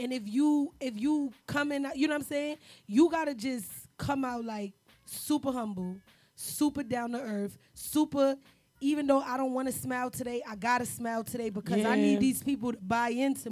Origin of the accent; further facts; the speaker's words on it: New York City, New York, United States; also born or lived in New Jersey; We all from the city. I'm from Harlem.